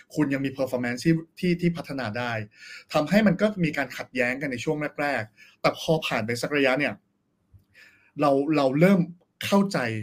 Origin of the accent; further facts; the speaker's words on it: Pak Kret, Nonthaburi, Thailand; เราก็อยู่ในเมืองทองมาตั้งแต่เกิด